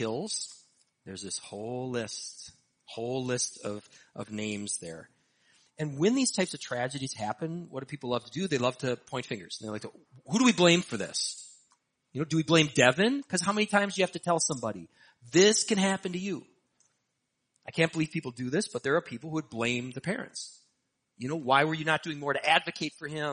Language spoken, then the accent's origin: English; Hastings, Minnesota, United States; my hometown, Hastings, Minnesota